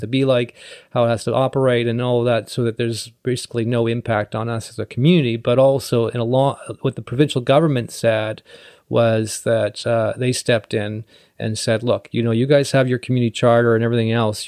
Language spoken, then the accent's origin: English; North Vancouver, British Columbia, Canada; also born or lived in Esquimalt; I was born and raised in North Vancouver